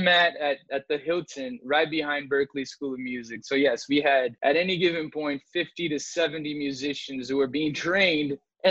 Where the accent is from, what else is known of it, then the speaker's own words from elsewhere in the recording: Brazil; moved away; also born or lived in Boston; my wife and I grew up in Brazil, and we were in Boston at this time, got married there